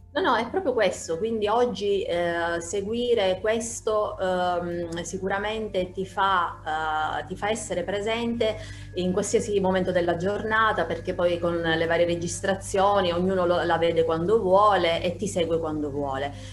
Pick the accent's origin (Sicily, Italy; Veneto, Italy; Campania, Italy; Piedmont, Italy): Sicily, Italy; io sono, mi definisco appunto un'isolana 100%, eh, vivo in Sicilia